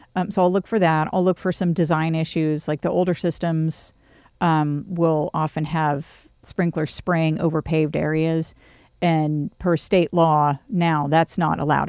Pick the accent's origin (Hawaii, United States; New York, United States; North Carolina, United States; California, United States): California, United States; moved away as an adult; now in College Station, United States; I grew up doing in California